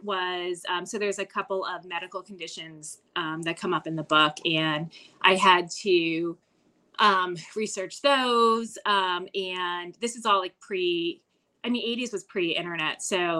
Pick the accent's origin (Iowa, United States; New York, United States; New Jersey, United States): New Jersey, United States; it's a 5,000 person town, and it in New Jersey, and it is a fictionalized version and anagram of my hometown.